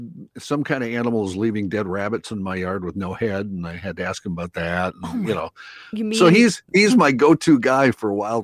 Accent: North Dakota, United States; now in Andover, United States; I grew up in North Dakota, but I'm still kind of, I'm a city kid.

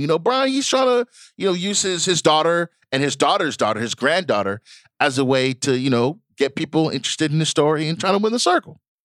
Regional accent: Nigeria; I'm Nigerian

